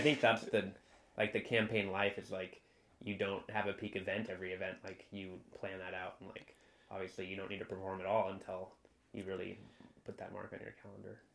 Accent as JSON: {"language": "English", "town": "Santa Barbara", "region": "California", "country": "United States", "tie": "born or raised there", "said": "growing up in Santa Barbara"}